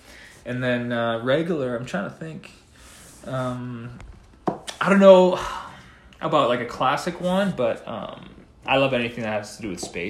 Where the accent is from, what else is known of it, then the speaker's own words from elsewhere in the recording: East Coast, United States; No, but you know, I'm from East Coast, so a New York pizza, I mean, that's non-negotiable.